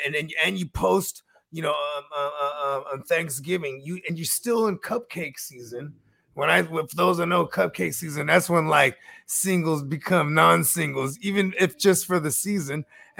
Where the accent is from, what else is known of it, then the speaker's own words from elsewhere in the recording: Northern California, United States; because I'm from Northern Cali